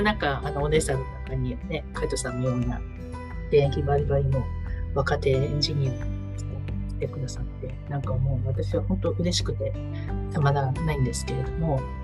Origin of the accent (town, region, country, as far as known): Niigata, Japan; now in Sendai, Japan